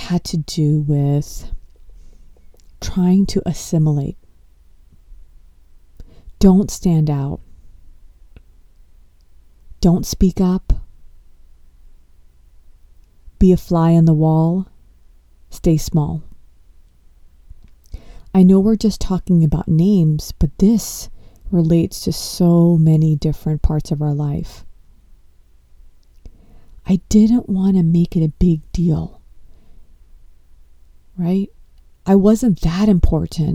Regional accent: Los Angeles, California, United States; I was born in Los Angeles and I come from an Indian household.

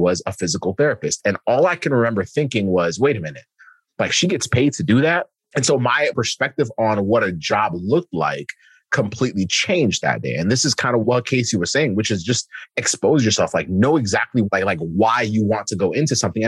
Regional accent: Kenya; I'm from Kenya

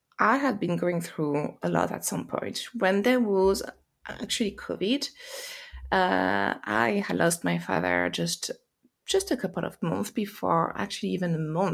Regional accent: France; accent: French; English is a second language; moved away as an adult; also born or lived in United States; now in England, United Kingdom; you hear by my accent, probably I am French, but I live in UK, I live in England, and I had lived in US as well.

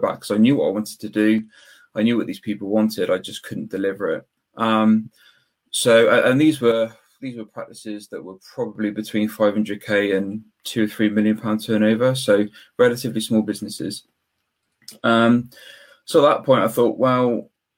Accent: Weston-super-Mare, South West England, United Kingdom; I'm from Weston-super-Mare, which is just southwest of Bristol, about 20 minutes away

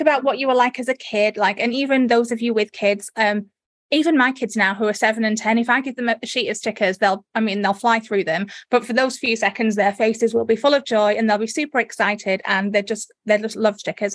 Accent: United Kingdom; accent: northern; moved away as an adult; also born or lived in North Derbyshire / Leeds; now in Australia; I was born in the Midlands, and then I, but most of my adult life I spent in North Derbyshire, near near the Manchester area

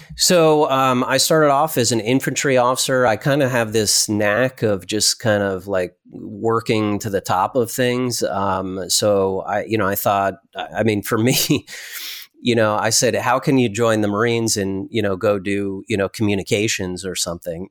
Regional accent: Connecticut, United States; I grew up in Connecticut

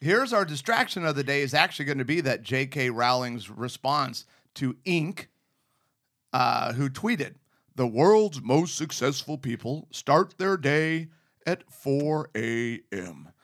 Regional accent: Arizona, United States; also born or lived in Southern California; Growing up in Arizona in the middle of the desert

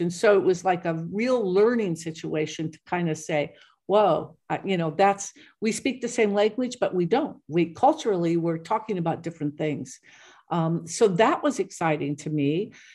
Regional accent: United States; also born or lived in Ireland; I grew up in a German Polish neighborhood, uh, little town

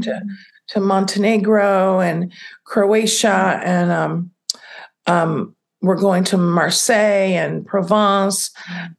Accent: United States; also born or lived in Italy; I'm an American. I'm not born somewhere else

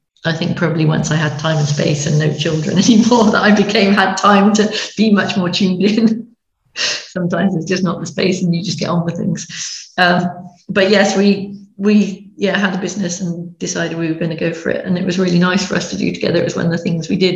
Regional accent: Stroud, South West England, United Kingdom; moved away as an adult; now in Somerset, United Kingdom; we lived up in Gloucestershire, Stroud in Gloucestershire, and which is where lots of the essences were made, my hometown

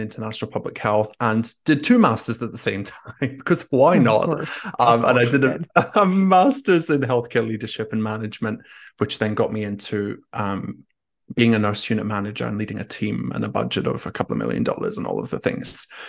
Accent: Scotland, United Kingdom; accent: Scottish; moved away as an adult; also born or lived in Australia; now in Paris, France; I'm originally Scottish, and I have a bit of an Australian twang as well. I grew up in Scotland and have spent half of my life living in Australia.

